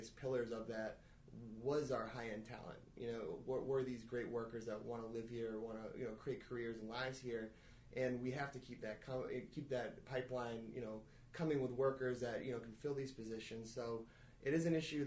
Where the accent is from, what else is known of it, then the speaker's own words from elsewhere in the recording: Auburn, Massachusetts, United States; also born or lived in Rutland, Massachusetts; I actually went to high school in Auburn, Mass, so I'm familiar with the Worcester area